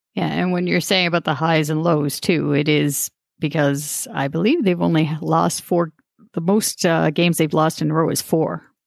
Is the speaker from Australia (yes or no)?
no; Toronto, Ontario, Canada; my town of Star- Scarborough, my hometown